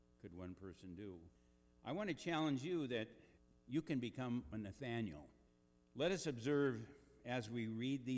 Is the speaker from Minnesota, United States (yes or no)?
yes; Eagle Bend, Minnesota, United States; I grew up in Eagle Bend, Minnesota